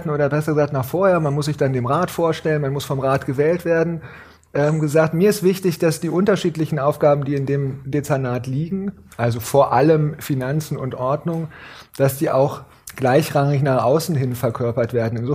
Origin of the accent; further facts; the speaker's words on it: Gifhorn, Lower Saxony, Germany; also born or lived in Berlin; now in Hannover, Germany; dann bin ich äh, aufgewachsen, groß geworden in Gifhorn und bin